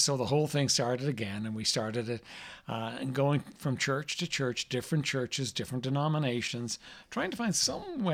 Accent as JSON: {"language": "English", "country": "Ireland", "tie": "born or raised there", "said": "I was raised in Ireland, raised in a very traditional home"}